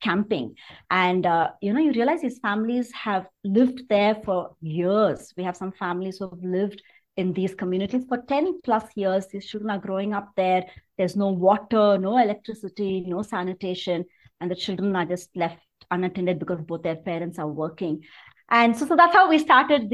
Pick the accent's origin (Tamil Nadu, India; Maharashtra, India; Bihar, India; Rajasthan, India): Tamil Nadu, India; Chennai; moved away as an adult; also born or lived in Mumbai / California; now in Bangalore, India; I grew up in Chennai.